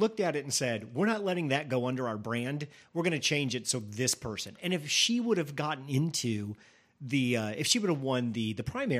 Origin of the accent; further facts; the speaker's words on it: Illinois, United States; Illinois, my home state.